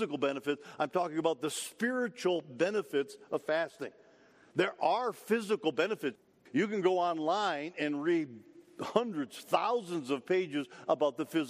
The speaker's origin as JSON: {"language": "English", "region": "Michigan", "country": "United States", "tie": "born or raised there", "also_born_or_lived": "Detroit", "said": "I grew up in Michigan, lived in Detroit while I was in school for a period of time."}